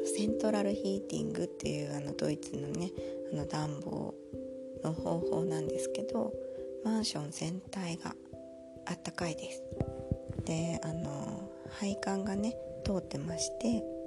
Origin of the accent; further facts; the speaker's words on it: Japan; now in Germany; 私もあの小さい頃いつも読んだりテレビで見たりしてました日本昔話